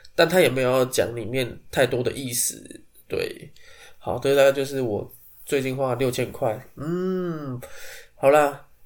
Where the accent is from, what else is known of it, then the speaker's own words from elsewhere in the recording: Taipei, Taiwan; 身为台北人